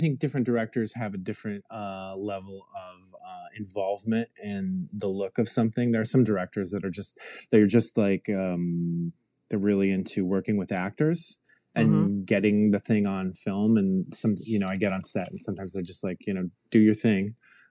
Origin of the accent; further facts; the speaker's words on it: Michigan, United States; moved away as an adult; now in Los Angeles, United States; Well, I moved out to Los Angeles from Michigan in 2003.